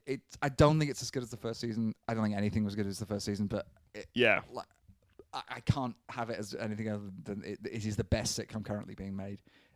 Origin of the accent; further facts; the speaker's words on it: South East England, United Kingdom; I'm from Surrey.